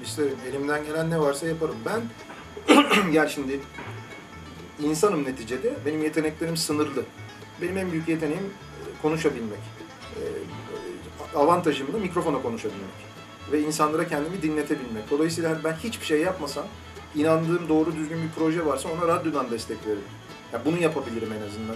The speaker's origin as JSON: {"language": "Turkish", "region": "Istanbul", "country": "Turkey", "tie": "born or raised there", "said": "İstanbul'da doğmuşum, babam İstanbul'da doğmuş, onun babası İstanbul'da doğmuş."}